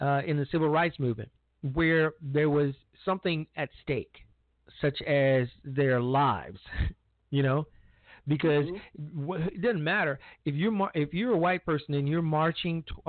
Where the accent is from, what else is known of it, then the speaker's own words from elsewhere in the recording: Chicago, Illinois, United States; my hometown of Chicago on the South Side where I grew up